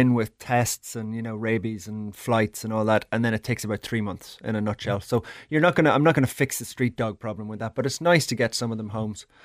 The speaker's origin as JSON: {"language": "English", "country": "Ireland", "tie": "born or raised there", "moved": "as an adult", "lives_now": "Thailand", "said": "I grew up in Ireland"}